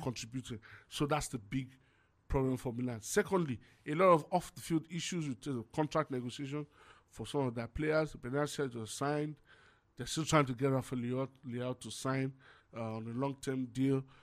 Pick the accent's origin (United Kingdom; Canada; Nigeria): Nigeria; I'm Nigerian